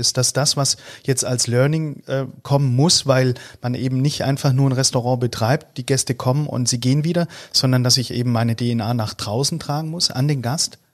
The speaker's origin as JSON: {"language": "German", "country": "Austria", "said": "als Österreicher"}